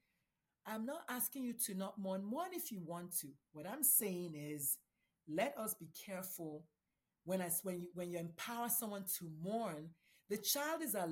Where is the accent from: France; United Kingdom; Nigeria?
Nigeria; moved away; I'm a Nigerian Catholic immigrant.